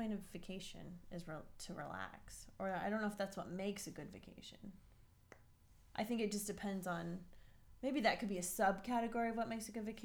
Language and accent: English; California, United States; we grew up in California